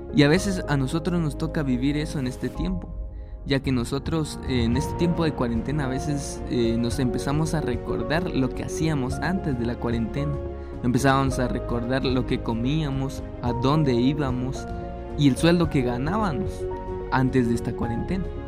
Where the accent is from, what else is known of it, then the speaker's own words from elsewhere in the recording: Guatemala; en mi país Guatemala